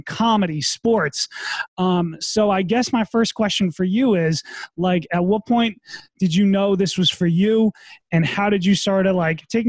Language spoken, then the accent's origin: English; Massachusetts, United States; moved away as an adult; also born or lived in New Hampshire; now in New York City, United States; I grew up in Massachusetts